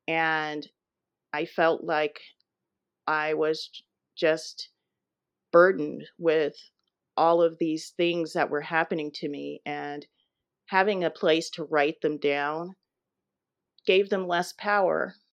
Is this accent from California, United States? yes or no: yes; Los Angeles, California, United States; moved away as an adult; also born or lived in St. Louis, Missouri / Boston; Yes, I was born and raised in Los Angeles, and I stayed there until about 10 years ago.